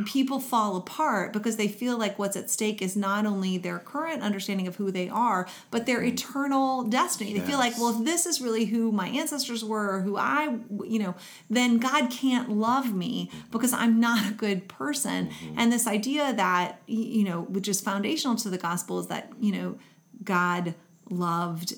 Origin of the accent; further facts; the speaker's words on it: Kentucky, United States; I grew up in Kentucky